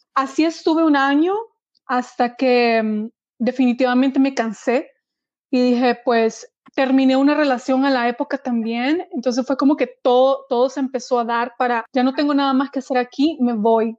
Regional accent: El Salvador; moved away as an adult; now in Sweden; mi país, en este caso El Salvador

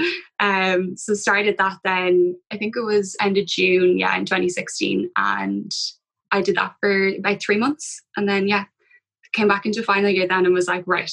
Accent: Dublin, Leinster, Ireland; I'm from Dublin, went to UCD, so stayed at home.

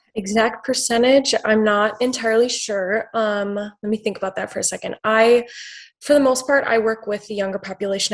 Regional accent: Wisconsin, United States; I'm from Wisconsin.

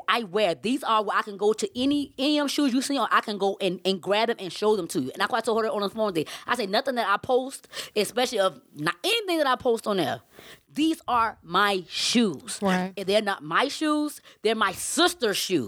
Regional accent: Savannah, Georgia, United States; I'm from Savannah, Georgia

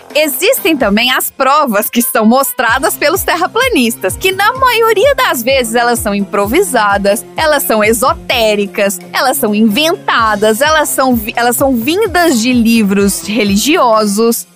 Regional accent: Minas Gerais, Brazil; eu sou de Minas, né? Minas a gente ah, conta causos.

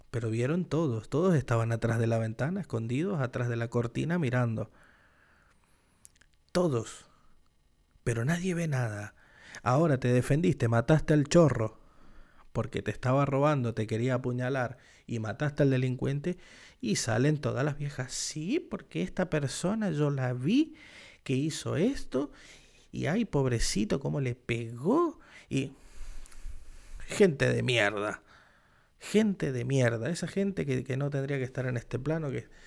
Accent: Argentina; yo soy argentino. Y patriota, más patriota que yo, no sé.

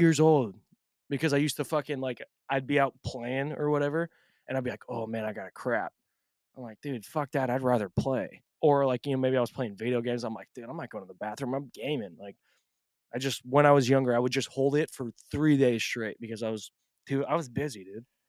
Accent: Portland, Oregon, United States; I'm from Portland

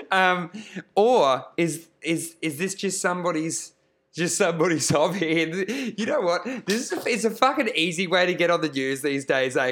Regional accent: Queensland, Australia; I grew up in, I grew up in Queensland

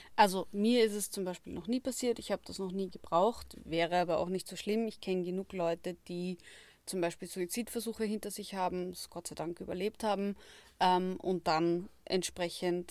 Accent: Austria; bei uns in Österreich

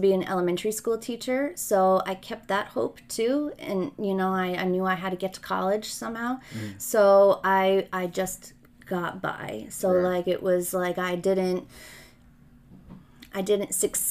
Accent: West Milford, New Jersey, United States; also born or lived in Ridgewood, New Jersey; I was born in Ridgewood, New Jersey, and I grew up in a town called West Milford

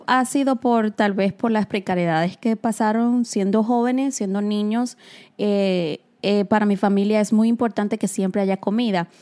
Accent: Dominican Republic; now in New York, United States; yo que soy nacida y criada en República Dominicana

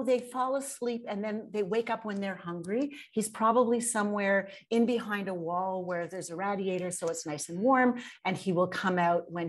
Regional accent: Montreal, Quebec, Canada; moved away; also born or lived in Toronto; I'm originally from Montreal

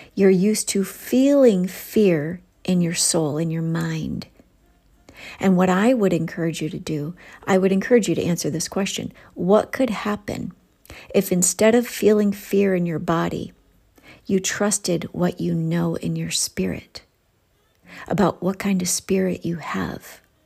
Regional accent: Ohio, United States; accent: Ohio; my Ohio accent's coming out

